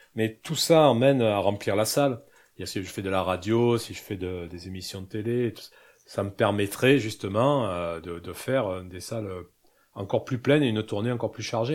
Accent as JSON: {"language": "French", "region": "Corsica", "country": "France", "said": "je suis corse"}